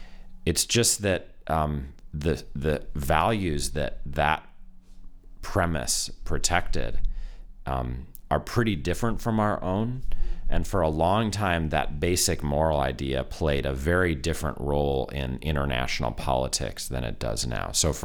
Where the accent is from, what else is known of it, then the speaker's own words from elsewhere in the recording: United States; I'm American.